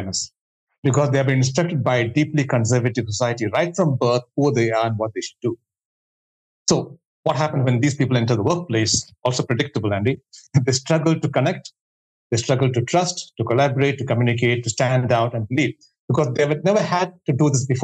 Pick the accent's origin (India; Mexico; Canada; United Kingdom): India; moved away; I come from India, where there's an obsession right from childhood to do extremely well academically